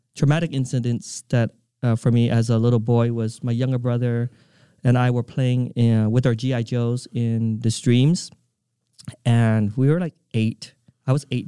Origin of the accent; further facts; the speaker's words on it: Provo, Utah, United States; moved away; also born or lived in Vietnam / California; I grew up in Provo, Utah